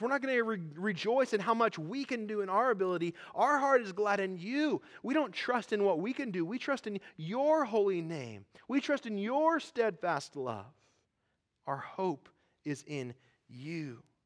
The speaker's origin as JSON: {"language": "English", "country": "United States", "tie": "born or raised there", "said": "I grew up in American evangelical churches"}